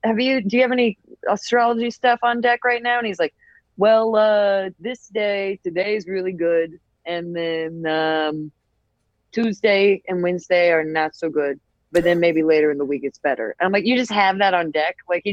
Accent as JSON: {"language": "English", "town": "Atlanta", "region": "Georgia", "country": "United States", "also_born_or_lived": "Tennessee / San Francisco", "moved": "yes", "said": "I'm from Atlanta, but my family's in Tennessee."}